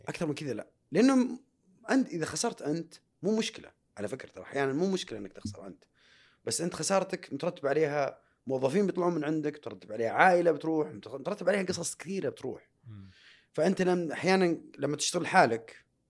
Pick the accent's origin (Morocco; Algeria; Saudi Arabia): Saudi Arabia; انا اول سعودي في تاريخ المملكه العربيه السعوديه